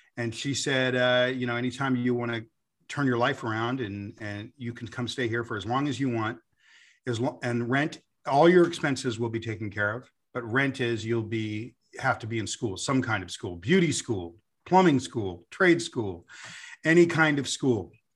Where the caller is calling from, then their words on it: United States; I'm phoning in from America